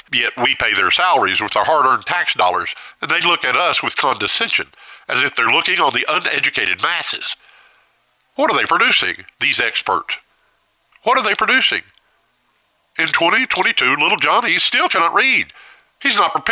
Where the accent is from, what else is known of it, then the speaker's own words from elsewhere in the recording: United States; as an American